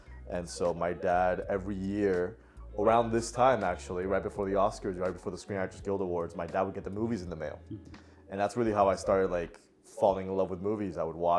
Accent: Miami, Florida, United States; also born or lived in Puerto Rico / Venezuela; now in Los Angeles, United States; I grew up in Miami for the most part, but I was born in Puerto Rico, moved around a lot when I was younger.

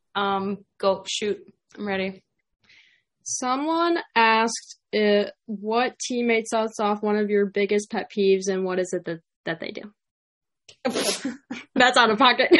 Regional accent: Chicago, Illinois, United States; accent: Chicago; my Chicago accent

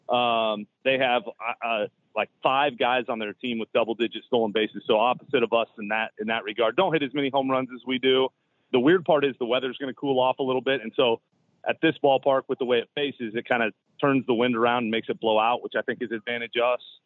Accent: Iowa, United States; moved away; I grew up in Iowa

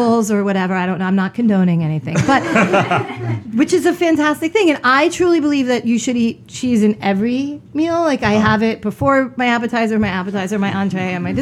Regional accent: United States; We as American

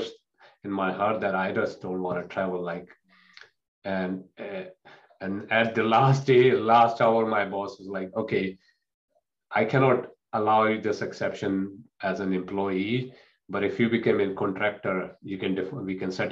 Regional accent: India; moved away; in the culture I grew up in India

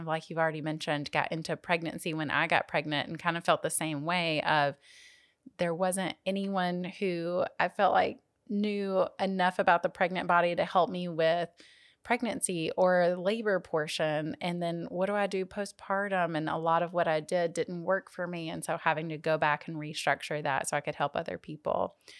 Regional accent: Jackson, Tennessee, United States; went back to my hometown of Jackson, Tennessee

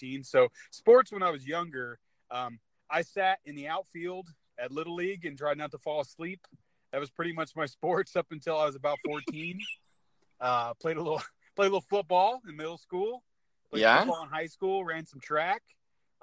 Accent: California, United States; moved away; I'm from California originally

